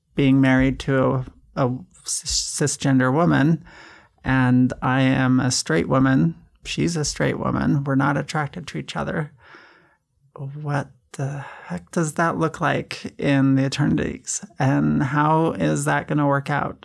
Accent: Kaysville, Utah, United States; I, I grew up in Kaysville, Fruit Heights, Utah.

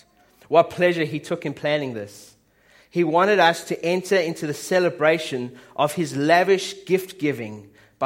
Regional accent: South Africa; my dad's Swiss, my mum's British, I'm South African

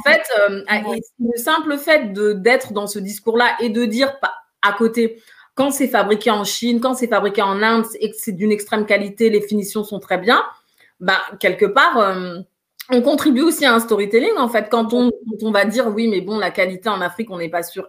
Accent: Paris, Île-de-France, France; je suis originaire euh, de, Guinée, je suis née à Paris, j'ai toujours vécu en France

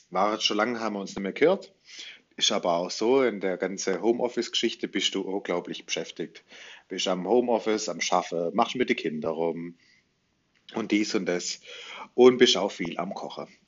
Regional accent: Baden-Württemberg, Germany; was mir so als Schwabe, also die Krönung der Schöpfung, alles Kulinarisches schon so erfunden haben.

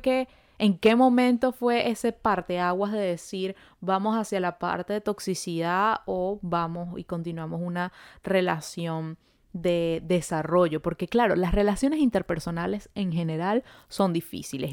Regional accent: Venezuela; now in Montreal, Canada

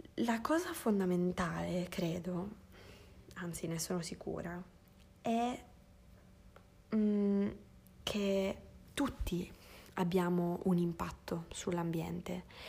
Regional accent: Sardinia, Italy; moved away; sono nata in Sardegna, in cui, che, che è un posto in cui abbiamo una forte tradizione culinaria

